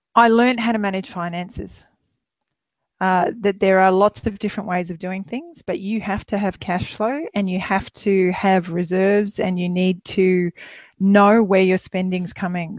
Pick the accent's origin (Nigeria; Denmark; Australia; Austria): Australia; Queensland; moved away as an adult; also born or lived in Melbourne; we're Queenslanders originally, but uh, we were in Melbourne for almost 10 years